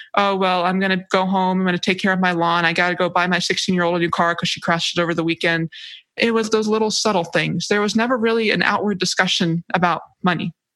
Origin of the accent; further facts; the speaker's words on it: Hawaii, United States; moved away as an adult; I'm from Hawaii